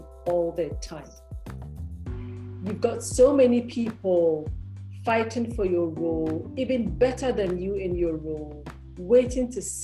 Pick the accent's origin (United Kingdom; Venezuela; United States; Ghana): Ghana; also born or lived in Lagos, Nigeria; I'm Ghanaian